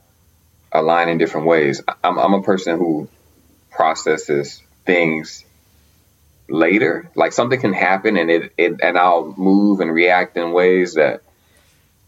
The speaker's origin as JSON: {"language": "English", "region": "Arkansas", "country": "United States", "moved": "as an adult", "lives_now": "Boston, United States", "said": "I'm normally based here. I'm also from Arkansas. Been there for 7 years. Doesn't make me a Bostonian"}